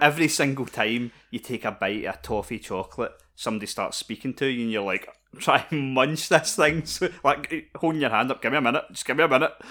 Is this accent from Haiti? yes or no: no; Scotland, United Kingdom; we're Scottish